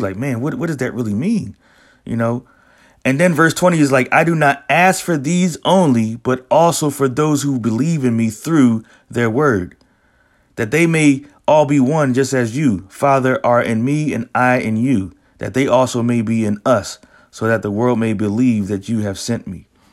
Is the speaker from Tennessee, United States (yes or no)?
no; Philadelphia, Pennsylvania, United States; I'm originally from Philadelphia, born and raised in Philly